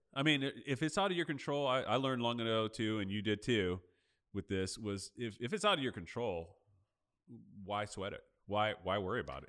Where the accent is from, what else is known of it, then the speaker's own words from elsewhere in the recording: Los Angeles, California, United States; moved away; I'm from L A. I still have family in L